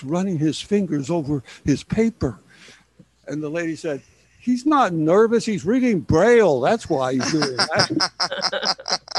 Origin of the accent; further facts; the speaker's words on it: Chicago, Illinois, United States; now in San Antonio, United States; I grew up in Chicago.